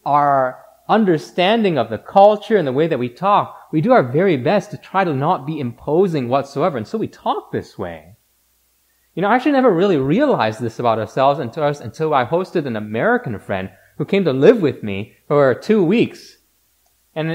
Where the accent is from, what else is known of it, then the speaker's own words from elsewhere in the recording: Canada; we as Canadians generally define ourselves by what we are not